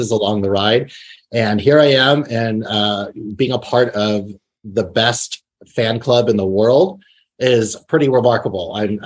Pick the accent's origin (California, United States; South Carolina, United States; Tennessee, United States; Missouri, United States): California, United States; Anaheim; I grew up in Anaheim Hills area